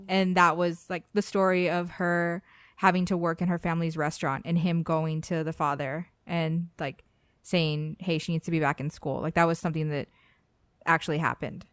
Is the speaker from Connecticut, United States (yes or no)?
no; South Texas, United States; we're all from South Texas